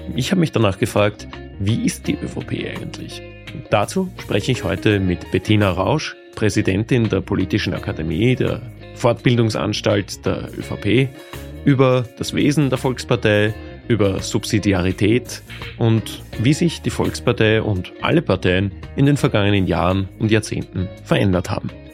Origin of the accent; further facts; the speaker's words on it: Lower Austria, Austria; wir sind beide Niederösterreicher